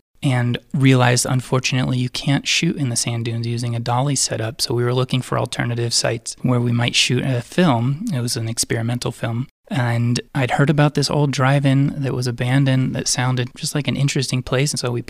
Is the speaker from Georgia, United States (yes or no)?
no; Arizona, United States; moved away as an adult; also born or lived in Boulder, Colorado / Denver, Colorado; now in Saguache, United States; I grew up in Arizona for the first 18 years of my life, and then I moved to Colorado, went to school in Boulder, and then I lived in Denver for roughly 12 years. Now I'm living in Sawatch part-time as of last June